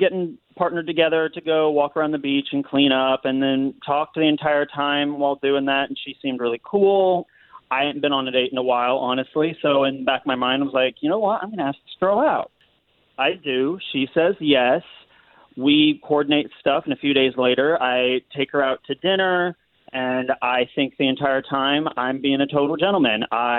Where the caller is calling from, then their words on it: Castleberry, United States; I'm from Castleberry.